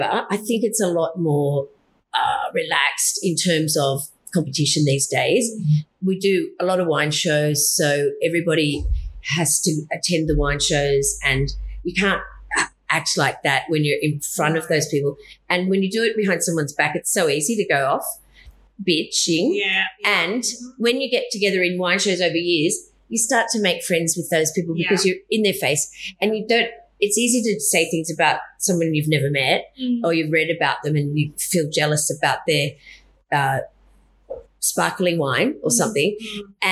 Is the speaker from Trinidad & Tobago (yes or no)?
no; Hunter Valley, New South Wales, Australia; I was from the Hunter